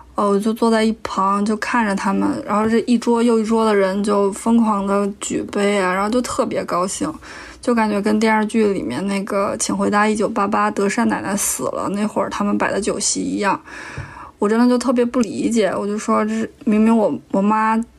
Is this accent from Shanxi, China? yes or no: no; Tianjin, China; 来自天津的卑微广告人